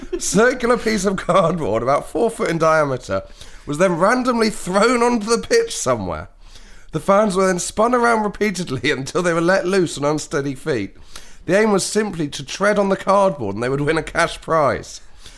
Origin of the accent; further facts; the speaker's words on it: Knaresborough, Yorkshire and the Humber, United Kingdom; I grew up in Knaresborough, North Yorkshire